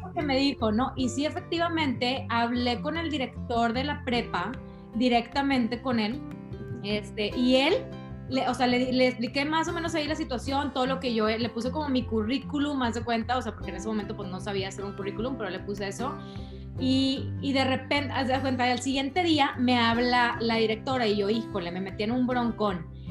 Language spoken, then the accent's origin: Spanish; San Pedro Garza García, Nuevo León, Mexico; also born or lived in Carretera Nacional, Monterrey; yo soy regia de hueso colorado